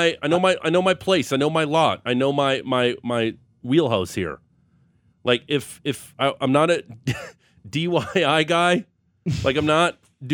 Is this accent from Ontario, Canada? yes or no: yes; Niagara Falls, Ontario, Canada; I'm from Niagara Falls.